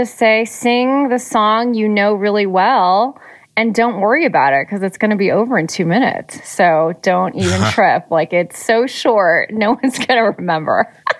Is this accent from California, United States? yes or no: yes; Los Angeles, California, United States; I used to go to a place in Torrance, which is near where I grew up in Los Angeles in the South Bay part of LA.